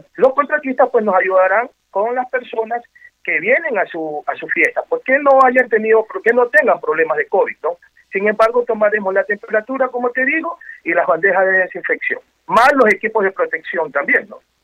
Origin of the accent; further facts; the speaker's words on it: Ecuador; como los ecuatorianos bailamos